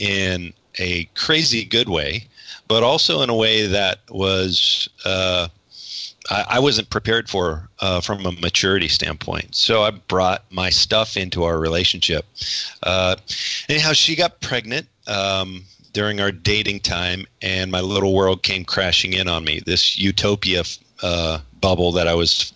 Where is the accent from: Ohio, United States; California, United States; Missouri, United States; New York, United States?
Ohio, United States; Northeast; I was born in Northeast Ohio, relatively large family, six kids